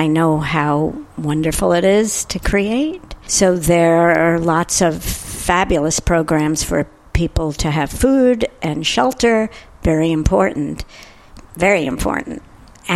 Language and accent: English; New York City, New York, United States; I grew up in New York City